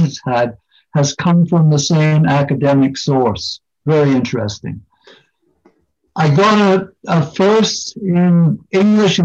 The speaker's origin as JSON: {"language": "English", "town": "Hamilton", "region": "Ontario", "country": "Canada", "tie": "born or raised there", "also_born_or_lived": "York, England", "moved": "as an adult", "lives_now": "United Kingdom", "said": "I was born in Hamilton, Ontario, Canada in 1947."}